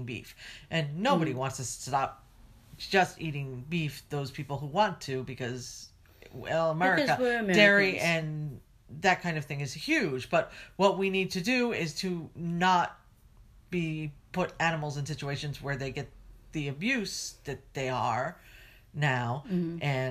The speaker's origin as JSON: {"language": "English", "region": "New Jersey", "country": "United States", "tie": "born or raised there", "said": "I grew up in New Jersey, and there was a nuclear plant like 10 miles up the road"}